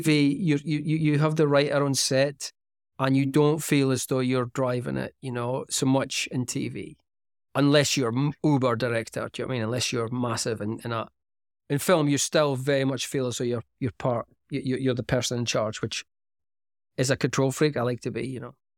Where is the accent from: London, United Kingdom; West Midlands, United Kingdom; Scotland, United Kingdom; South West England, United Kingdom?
Scotland, United Kingdom; Aberdeen; moved away; Aberdeen, which is my hometown